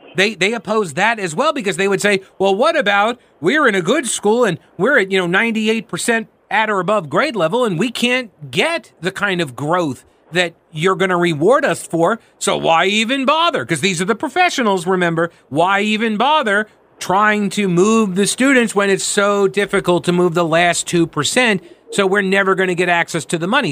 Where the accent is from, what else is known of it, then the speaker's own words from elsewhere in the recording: New York, United States; moved away as an adult; also born or lived in Rock Hill, South Carolina / Asheville, North Carolina; now in Charlotte, United States; I grew up in New York. I got down here at age eighteen.